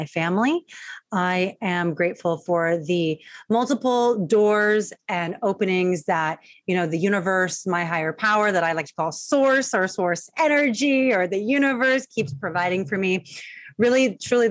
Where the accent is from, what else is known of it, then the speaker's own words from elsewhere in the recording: Long Beach, California, United States; I'm from Long Beach, California